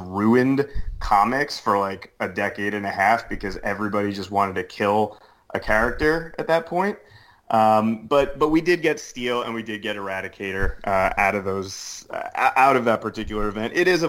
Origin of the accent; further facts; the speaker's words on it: New Jersey, United States; now in New Orleans, United States; everybody knows that I'm living in New Orleans. I've been here more than half my life at this point. But I was actually born and raised in New Jersey.